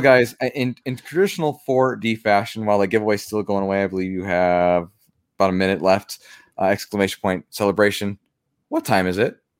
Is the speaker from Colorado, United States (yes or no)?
yes; Pueblo, Colorado, United States; The state fair for Colorado is in my hometown.